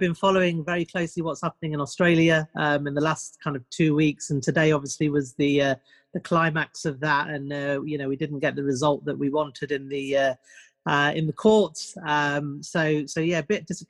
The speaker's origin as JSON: {"language": "English", "country": "United Kingdom", "tie": "born or raised there", "said": "I'm born and bred in the UK. In terms of where I am, about 2 hours north of London."}